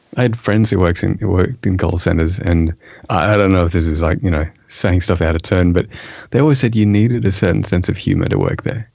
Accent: east coast of Australia, Australia; now in Germany; I also am living in Germany, though I'm not German, um, originally from the east coast of Australia

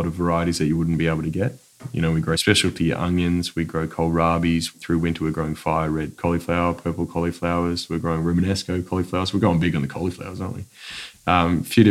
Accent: Seaford, Victoria, Australia; also born or lived in Tasmania; I grew up in Seaford, and I spent a lot of my time in the peninsula

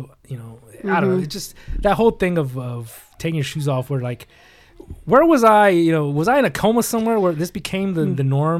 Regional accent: California, United States; I'm from California, and you can barely get to the valley in 20 minutes.

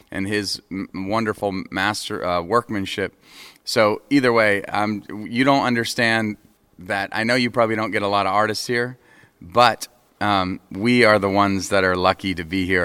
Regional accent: New England, United States; now in Nashville, United States; uh from the United States, New England, live in Nashville, Tennessee

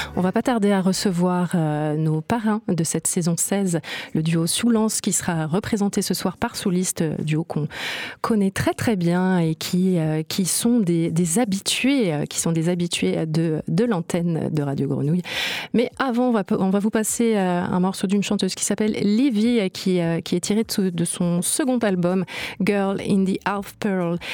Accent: Marseille, Provence-Alpes-Côte d'Azur, France; par chez nous à Marseille

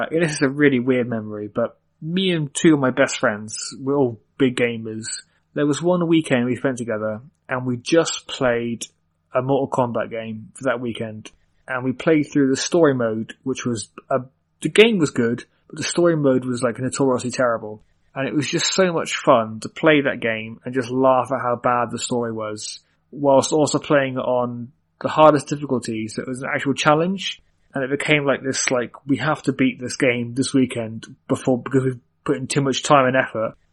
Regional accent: Cork, County Cork, Ireland; born there; I was born in Cork, which is uh, Republic of Ireland, so it's like I'm not even technically British.

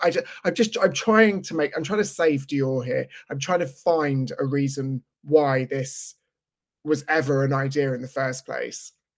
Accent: London, United Kingdom; I was in a similar situation in London, except it was in the mid-eighties, and my father was a chain smoker

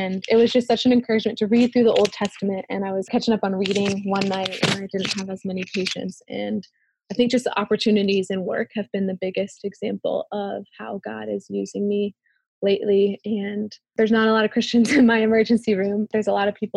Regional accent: United States; accent: American; my American accent was very funny to most of the kids in the village

